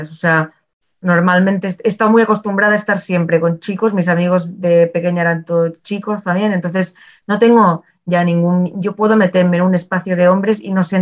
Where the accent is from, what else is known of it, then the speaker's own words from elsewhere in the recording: Barcelona, Catalonia, Spain; Yo es que vengo de Barcelona.